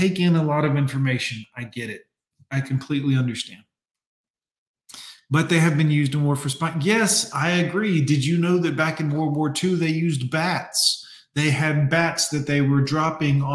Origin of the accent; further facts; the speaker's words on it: United States; I'm American.